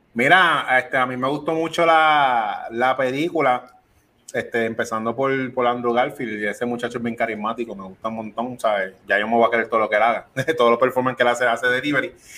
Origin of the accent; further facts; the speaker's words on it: Puerto Rico; Yo soy boricua